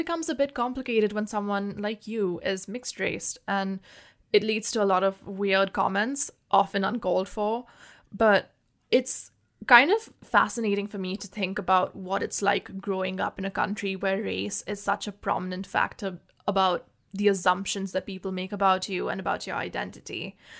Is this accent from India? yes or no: yes; India; Personally, I never had to think about race growing up in India. It's not a very huge factor here, considering everyone is just different shades of brown.